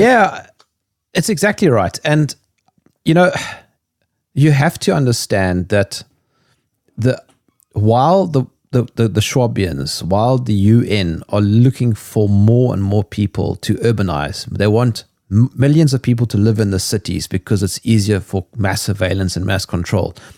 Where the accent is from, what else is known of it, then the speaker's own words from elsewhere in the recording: South Africa; being South African